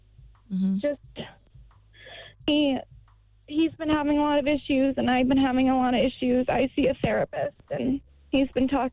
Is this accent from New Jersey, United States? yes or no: no; Columbus, Ohio, United States; I'm from Columbus, Ohio.